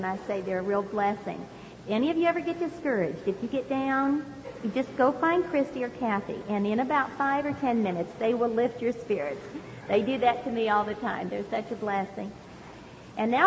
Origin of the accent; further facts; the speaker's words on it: California, United States; also born or lived in Hawaii; I was born in Hawaii, and I grew up right here in California